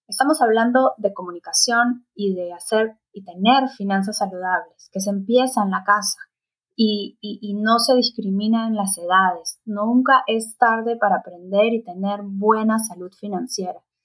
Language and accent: Spanish; Peru; Yo soy peruana